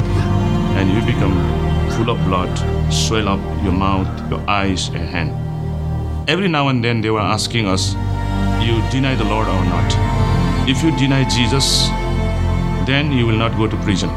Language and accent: English; Chirang, Tsirang, Bhutan; now in United States; I am from Bhutan. I was living in Chirang, Bhutan, one of the very small village